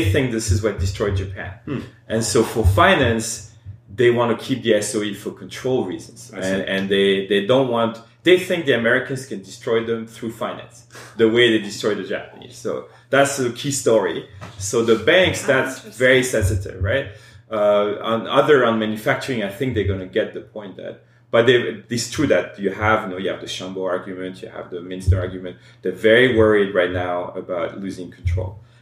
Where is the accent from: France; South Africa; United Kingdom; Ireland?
France; I grew up in France.